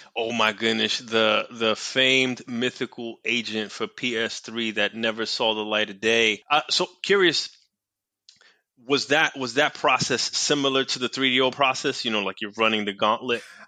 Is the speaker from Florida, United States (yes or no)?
no; New York City, New York, United States; I grew up in New York City, went to school in New York City